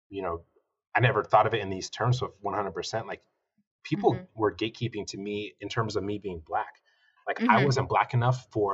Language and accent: English; New Mexico, United States; also born or lived in Kentucky; growing up in New Mexico, you know, there is a lot of affection for Mexican culture, and I have a lot of friends who are Hispanic.